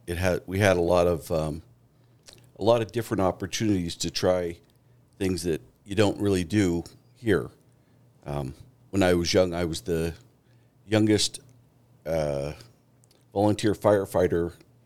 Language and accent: English; Juneau, Alaska, United States; moved away as an adult; now in Meridian, United States; I grew up outside of Juneau.